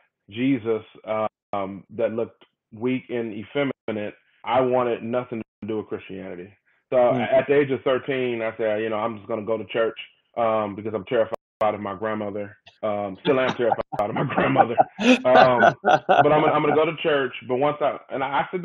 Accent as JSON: {"language": "English", "town": "Detroit", "region": "Michigan", "country": "United States", "tie": "born or raised there", "said": "born and raised in Detroit, Michigan, northwest side of Detroit"}